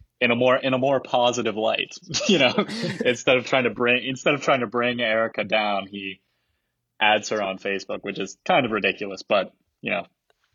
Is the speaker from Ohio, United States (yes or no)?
yes; Ohio, United States; we're all from Ohio.